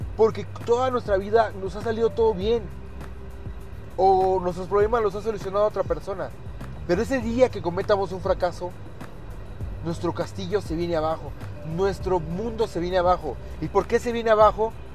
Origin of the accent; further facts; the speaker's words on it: Mexico; Los mexicanos, muchos de nosotros como mexicanos